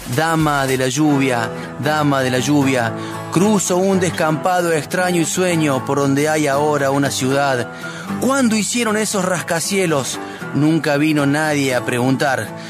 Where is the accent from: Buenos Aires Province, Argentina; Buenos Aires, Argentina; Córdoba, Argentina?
Córdoba, Argentina; Sierras Chicas; Como vecino nacido y criado en las Sierras Chicas